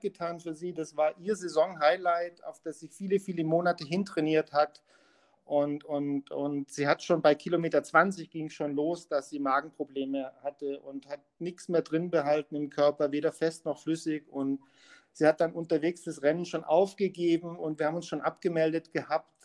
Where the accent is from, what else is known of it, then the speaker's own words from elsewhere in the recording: Munich, Bavaria, Germany; ich als Münchner